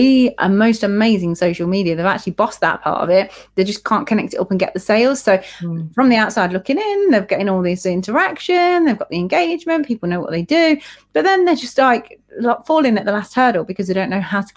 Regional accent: United Kingdom; we're British

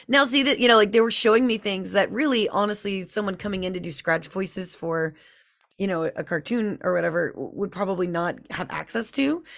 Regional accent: Louisiana, United States; I'm from Louisiana

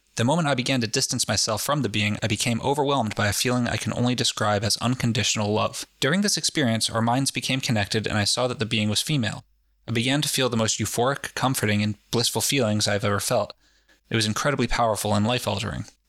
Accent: New England, United States; we're from New England, where everyone's fucking jaded about everything.

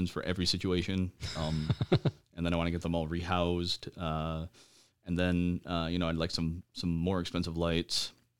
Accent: Traverse City, Michigan, United States; also born or lived in Lincoln Park / Upper Peninsula / Alpena; now in Lansing, United States; You could say that I'm from Traverse City, or you could say I'm from Michigan. I was born in Lincoln Park. I moved around, quite a bit when I was a kid. I've lived in the UP. I've lived in Alpena.

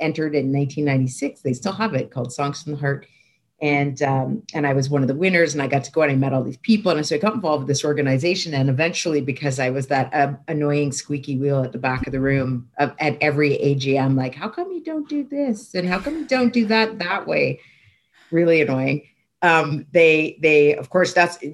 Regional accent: Toronto, Ontario, Canada; I grew up in Toronto.

